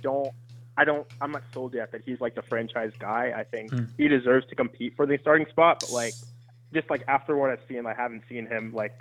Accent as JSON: {"language": "English", "town": "New York City", "region": "New York", "country": "United States", "tie": "born or raised there", "moved": "yes", "lives_now": "Greensboro, United States", "said": "I stay in Greensboro, but I was born in Queens"}